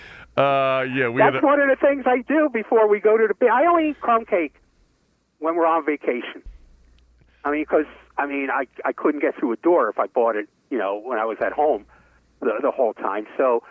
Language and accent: English; New York City, New York, United States; growing up in Brooklyn, there was a bakery called Ebinger's.